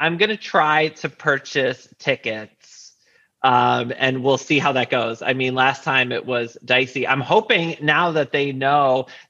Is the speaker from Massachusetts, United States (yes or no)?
no; Connecticut, United States; moved away; it turns out she's from a town like next to where I grew up in Connecticut